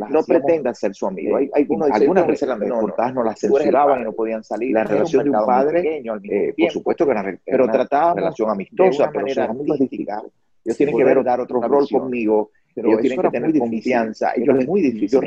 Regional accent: Cuba; moved away as an adult; now in United States; soy cubano

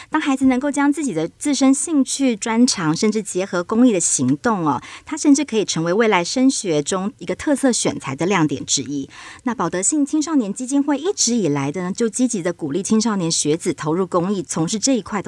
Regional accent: Lukang, Changhua County, Taiwan; 也欢迎大家也可以一起来听导览，认识我们家乡的故事

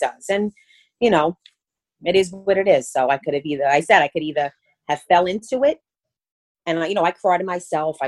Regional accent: New York City, New York, United States; accent: Brooklyn; Born and raised in Brooklyn

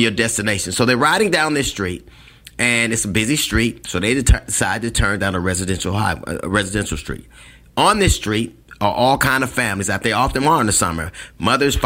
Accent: Los Angeles, California, United States; I grew up in Los Angeles

